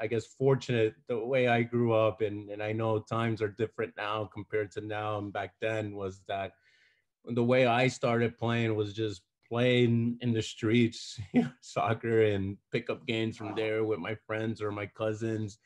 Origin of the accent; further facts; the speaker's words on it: Paterson, New Jersey, United States; I grew up in Paterson, New Jersey.